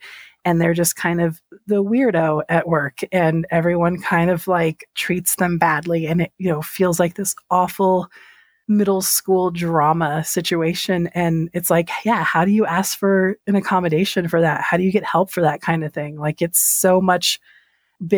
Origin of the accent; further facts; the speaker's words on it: San Antonio, Texas, United States; I come from San Antonio, which is predominantly Hispanic, Latinx. We're mostly Mexican